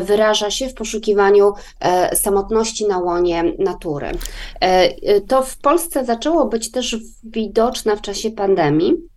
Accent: Poland; now in Sweden; Polska na przykład mojego dzieciństwa, czyli Polska lat 80. i 90.

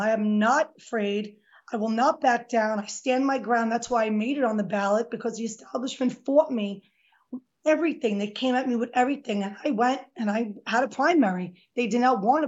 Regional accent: New York City, New York, United States; I was born and raised in Throgs Neck in the Bronx.

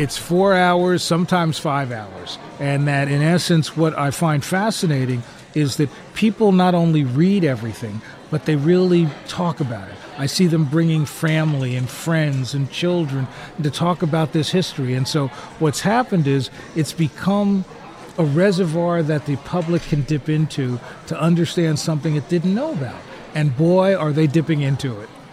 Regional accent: New Jersey, United States; moved away; also born or lived in Chicago; Growing up in New Jersey

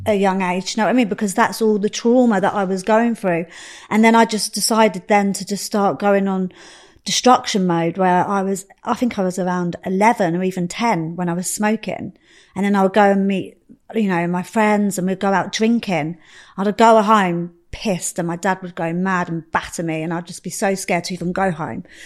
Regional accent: Slough, South East England, United Kingdom; also born or lived in Reading; I grew up in Slough, um, same as Dwayne. I grew up in Slough.

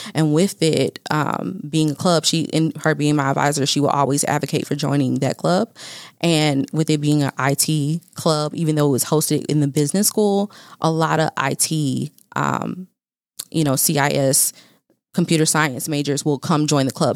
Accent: Fayetteville, North Carolina, United States; now in Dallas, United States; I am from Fayetteville, North Carolina

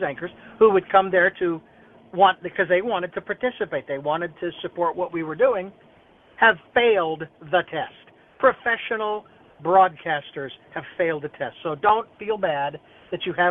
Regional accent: Phoenix, Arizona, United States; moved away as an adult; now in Santa Barbara, United States; Phoenix College, my hometown where I was born and raised

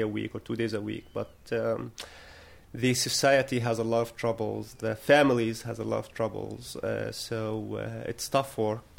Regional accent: Bethlehem, West Bank, Palestine; I was born and raised here in Ida camp, and I lived almost all my life in this refugee camp

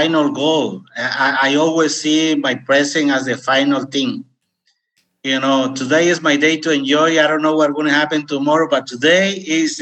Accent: Mexico; English is a second language; moved away as an adult; also born or lived in California, United States / Costa Rica; now in United States; at age 19, I left my home state and immigrated to United States. In fact, I didn't finish my high school in Mexico

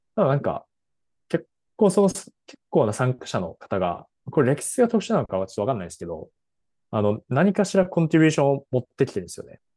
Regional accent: Japan; 僕らも日本語で喋ってた

